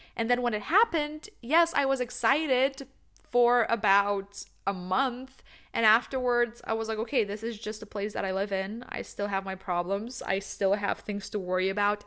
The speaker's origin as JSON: {"language": "English", "country": "Lithuania", "also_born_or_lived": "New York, United States", "moved": "yes", "lives_now": "Netherlands", "said": "I'm originally from Lithuania"}